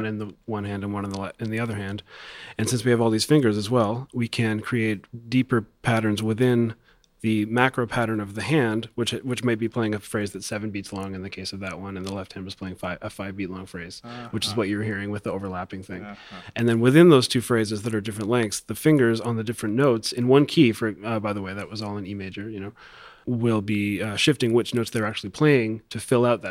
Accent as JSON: {"language": "English", "town": "Toronto", "region": "Ontario", "country": "Canada", "said": "I'm from Toronto, yes, not Montreal."}